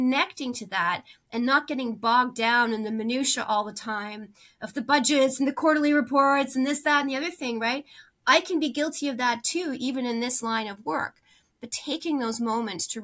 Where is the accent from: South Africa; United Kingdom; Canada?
Canada; As a Canadian